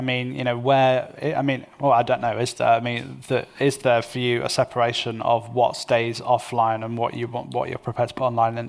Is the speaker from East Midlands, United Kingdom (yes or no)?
yes; Derby, East Midlands, United Kingdom; non-disabled, straight cis guy, but who's middle-aged and middle-class. I'm from Derby.